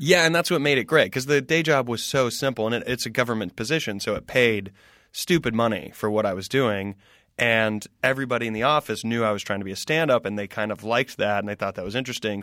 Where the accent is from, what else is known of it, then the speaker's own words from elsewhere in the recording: Greenville, South Carolina, United States; moved away as an adult; also born or lived in Spartanburg, South Carolina / Washington, D.C. / New York City; I grew up in South Carolina, Greenville, South Carolina